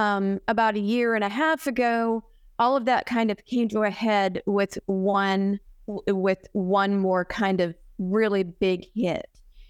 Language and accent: English; Arizona, United States; I was born and raised here in Arizona, and my mom and dad lived here.